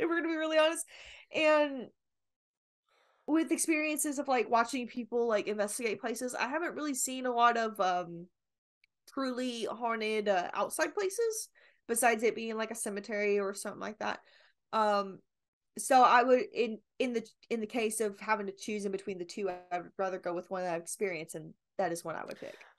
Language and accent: English; Kentucky, United States; I'm from Kentucky